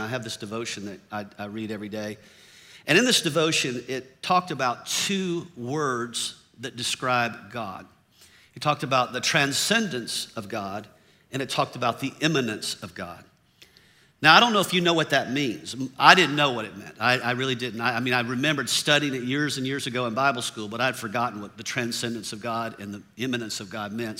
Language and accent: English; the South, United States; I grew up in the South